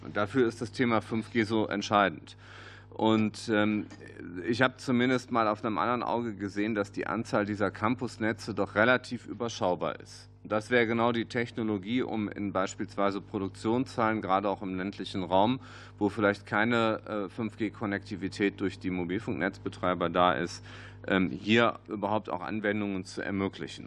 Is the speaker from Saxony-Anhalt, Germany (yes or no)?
no; Düsseldorf, North Rhine-Westphalia, Germany; Als Düsseldorfer